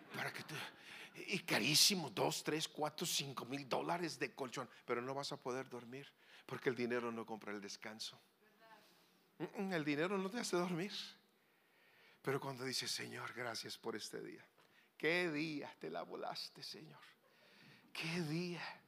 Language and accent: Spanish; Sonora, Mexico; allá le decimos German chocolate porque somos de Sonora